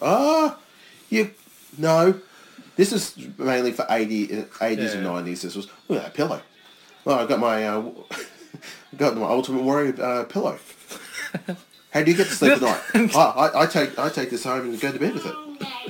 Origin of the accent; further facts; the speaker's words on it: Australia; I'm Australian